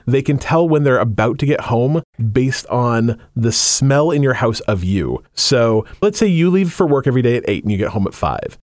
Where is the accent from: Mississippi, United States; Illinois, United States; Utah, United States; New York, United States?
Utah, United States; moved away as an adult; now in Washington, United States; I was raised in Utah and I did not actually meet a person who practiced until I moved to Washington when I was, like, thirty-five.